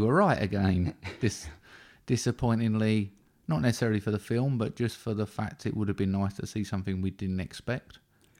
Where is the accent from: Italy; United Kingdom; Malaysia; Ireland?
United Kingdom; I'm a British male.